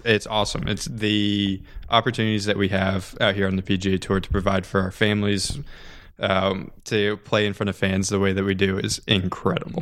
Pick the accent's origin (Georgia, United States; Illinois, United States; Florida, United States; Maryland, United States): Florida, United States; Orlando; I grew up here in Orlando